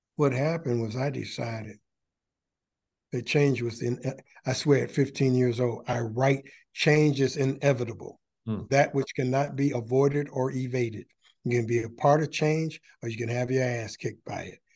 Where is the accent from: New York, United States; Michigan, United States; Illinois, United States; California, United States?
Michigan, United States; Detroit; I'm from Detroit and proud of it.